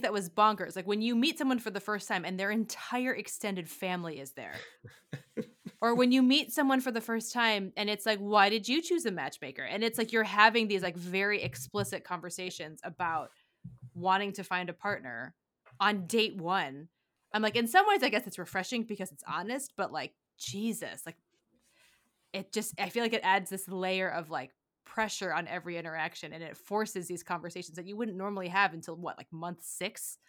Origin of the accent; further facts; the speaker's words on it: Detroit, Michigan, United States; I grew up in Detroit.